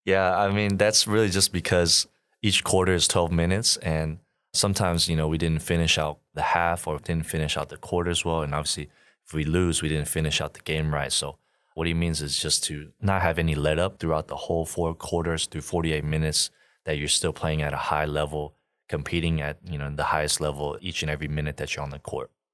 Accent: Houston, Texas, United States; moved away as an adult; also born or lived in Austin, Texas; now in Taiwan; I grew up in Houston

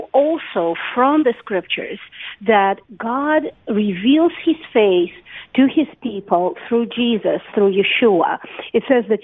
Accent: Saint Petersburg, Russia; moved away as an adult; now in Beersheba, Israel; I was born and raised in Russia, in St. Petersburg

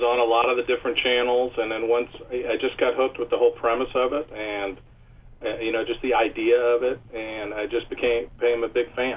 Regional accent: Indianapolis, Indiana, United States; I'm actually from Indianapolis, Indiana.

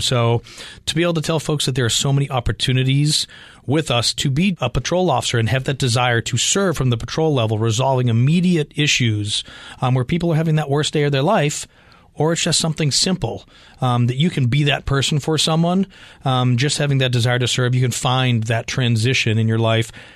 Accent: Boston, Massachusetts, United States; moved away as an adult; now in Arizona, United States; coming from Boston

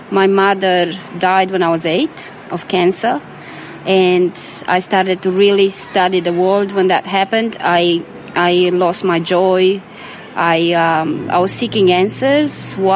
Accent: Romania; So, born in Romania, bred in Romania. Yeah, I was born in Romania um, during communism

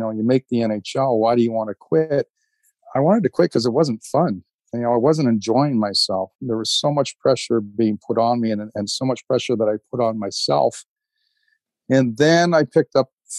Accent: Georgetown, Ontario, Canada; I grew up in Georgetown, Ontario, which is a small town outside of Toronto

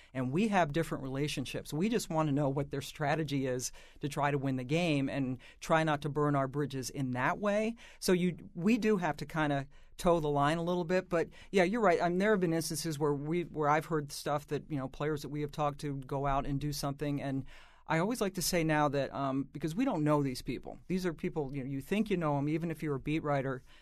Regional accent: Washington, District of Columbia, United States; I grew up in Washington

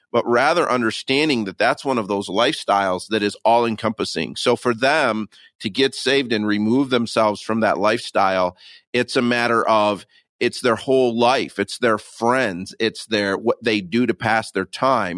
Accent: Michigan, United States; I'm born and raised in Michigan

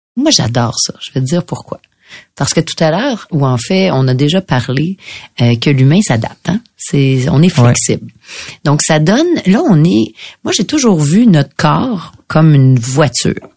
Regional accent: Quebec, Canada; On est québécois

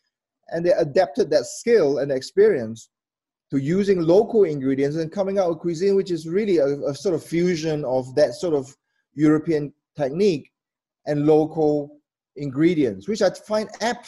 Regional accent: Malaysia; I'm Malaysian. We have 1,000 years of culinary history here and ingredients.

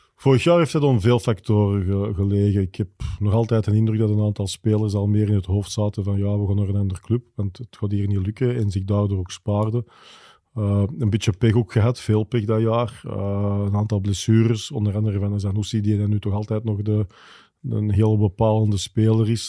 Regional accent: Wilrijk, Flanders, Belgium; Ik ben afkomstig van Wilrijk, dus dat gaat zoals het hoort van grootvader op vader op, op kleinzoon

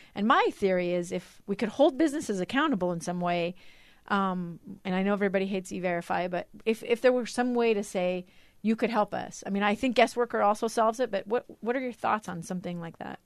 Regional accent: Alaska, United States; now in Utah, United States; I'm from Alaska

